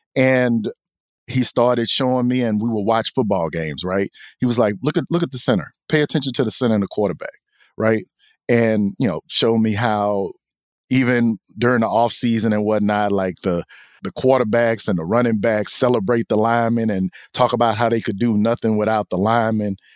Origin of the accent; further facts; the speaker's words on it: Houston, Texas, United States; we grew up in Texas, I grew up in Houston